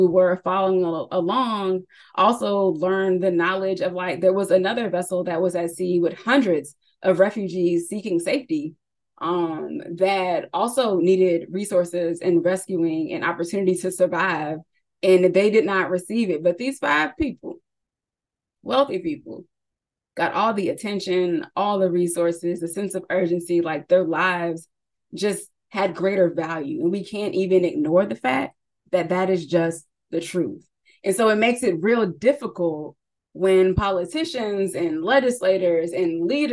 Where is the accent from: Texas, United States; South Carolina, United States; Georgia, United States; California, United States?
California, United States; accent: Southern California; moved away as an adult; I was born and raised in California.